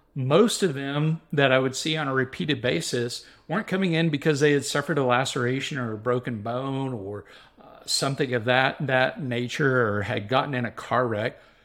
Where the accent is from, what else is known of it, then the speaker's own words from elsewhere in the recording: Waco, Texas, United States; I grew up in Central Texas in the Waco, uh, area